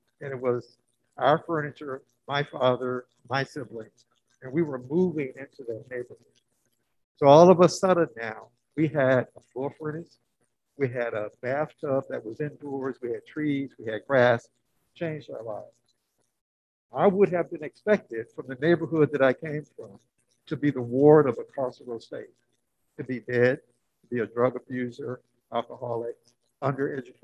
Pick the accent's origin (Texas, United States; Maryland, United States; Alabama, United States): Alabama, United States; now in California, United States; I'm from Alabama, but here I am in California